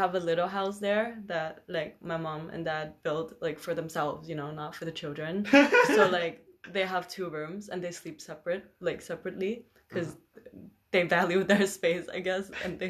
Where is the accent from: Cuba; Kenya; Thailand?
Thailand; Khon Kaen; also born or lived in Bangkok; Khon Kaen is my hometown.